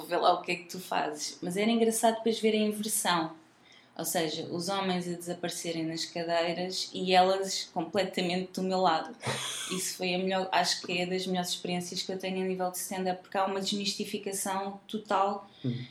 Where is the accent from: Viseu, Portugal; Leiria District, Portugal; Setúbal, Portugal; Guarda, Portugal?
Leiria District, Portugal; Leiria; also born or lived in Nazaré; now in Lisbon, Portugal; Eu sou de Leiria, sim. Mais concretamente, nascida na Nazaré